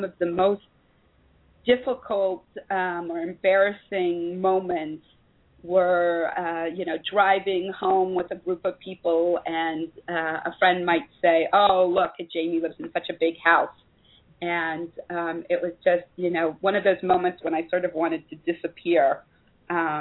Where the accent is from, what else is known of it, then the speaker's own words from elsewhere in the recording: Columbus, Ohio, United States; moved away as an adult; also born or lived in San Francisco Bay Area, California; now in Israel; I actually was born and raised in Columbus, Ohio, and then spent a good amount of time of my adult life in the San Francisco Bay Area